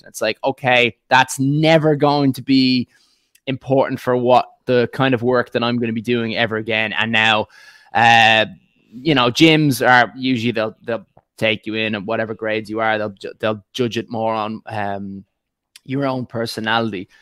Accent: Dublin, Leinster, Ireland; accent: northern Dublin; also born or lived in County Clare / County Meath; the accent is uh, from Dublin, S- slightly northern Dublin

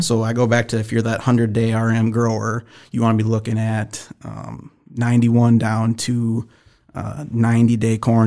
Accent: Minnesota, United States; I'm from the Great White North, Minnesota

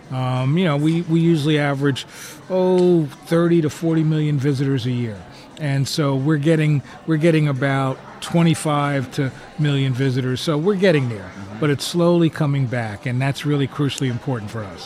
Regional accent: New Jersey, United States; moved away; also born or lived in Chicago; Growing up in New Jersey

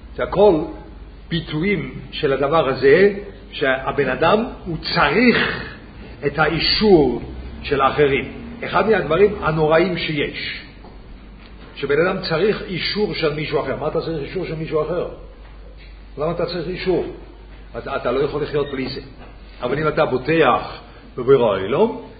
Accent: Switzerland; Hebrew is a second language; אני שוויצרי

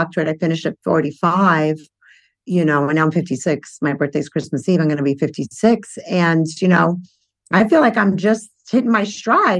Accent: New York City, New York, United States; I grew up in Brooklyn

